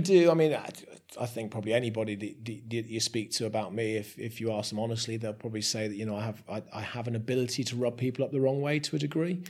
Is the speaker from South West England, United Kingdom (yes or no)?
yes; Somerset, South West England, United Kingdom; moved away as an adult; now in Shrewsbury, United Kingdom; I'm a Somerset boy born and bred